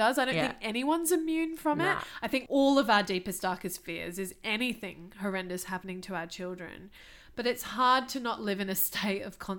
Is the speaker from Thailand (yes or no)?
yes; Thailand; Thailand is my hometown